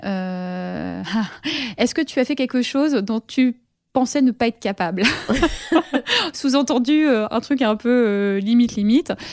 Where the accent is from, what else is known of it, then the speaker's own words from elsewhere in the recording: Paris, Île-de-France, France; je suis parisienne